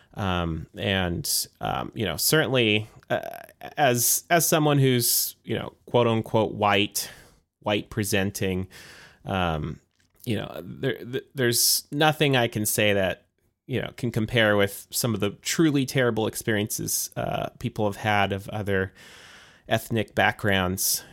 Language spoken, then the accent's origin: English; United States; born and raised here in the United States